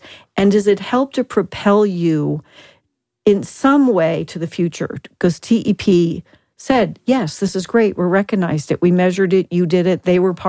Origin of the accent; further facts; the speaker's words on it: Southwest, United States; I'm from the Southwest